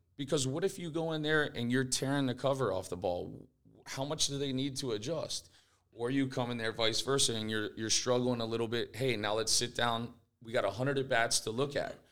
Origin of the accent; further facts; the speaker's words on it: Fort Lauderdale, Florida, United States; I grew up here in Fort Lauderdale